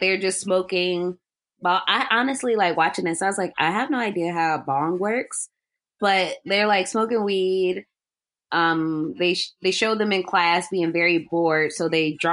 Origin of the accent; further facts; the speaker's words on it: Cleveland, Ohio, United States; moved away as an adult; also born or lived in Albany, Georgia; I went to school in Georgia, but I'm from Cleveland